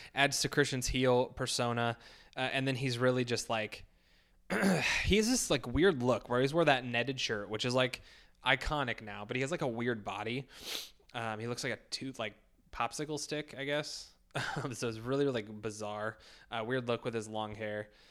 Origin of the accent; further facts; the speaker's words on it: United States; being an American